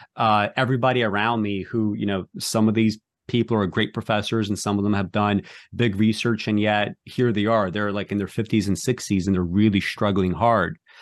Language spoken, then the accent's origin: English; New York City, New York, United States; I grew up in New York City